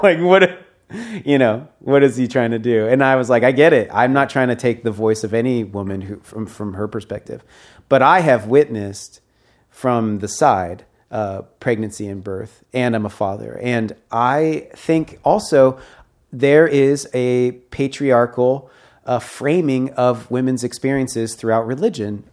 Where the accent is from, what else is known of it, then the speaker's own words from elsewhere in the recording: Seattle, Washington, United States; I grew up in Seattle